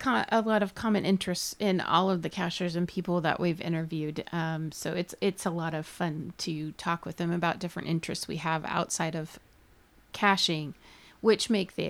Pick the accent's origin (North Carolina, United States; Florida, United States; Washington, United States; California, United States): Washington, United States; Tacoma; I grew up around Tacoma Narrows Bridge and Galloping Gertie.